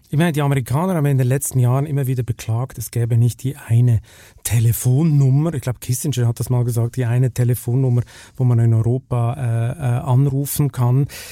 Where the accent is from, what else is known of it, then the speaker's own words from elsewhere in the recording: Switzerland; in meinem Heimatland